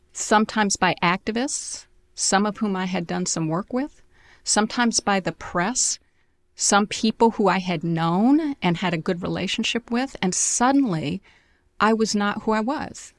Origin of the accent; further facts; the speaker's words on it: New York City, New York, United States; also born or lived in Syracuse, New York; I was born in Syracuse, New York, and then we lived on the Lower East Side in a Mitchell Lama apartment